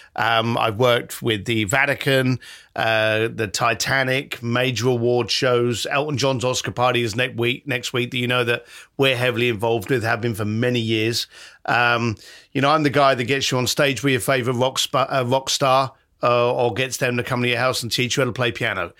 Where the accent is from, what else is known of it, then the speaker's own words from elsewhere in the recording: London, United Kingdom; as a kid growing up in London